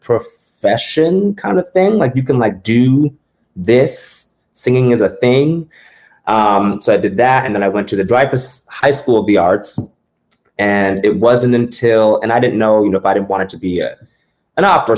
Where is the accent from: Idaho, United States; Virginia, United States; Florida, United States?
Florida, United States; West Palm Beach; I am originally from West Palm Beach, Florida.